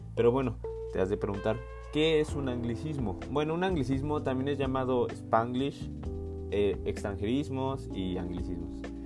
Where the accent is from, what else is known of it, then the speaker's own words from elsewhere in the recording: Mexico; como mexicanos